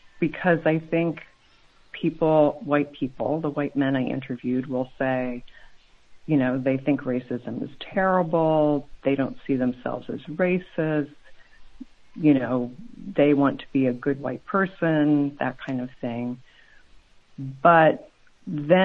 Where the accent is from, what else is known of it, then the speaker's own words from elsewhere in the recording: Colorado, United States; moved away; I grew up in Colorado